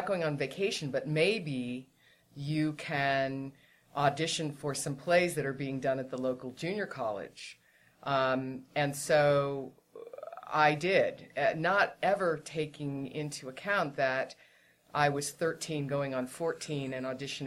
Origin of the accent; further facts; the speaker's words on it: San Francisco Bay Area, California, United States; I grew up in the San Francisco Bay Area.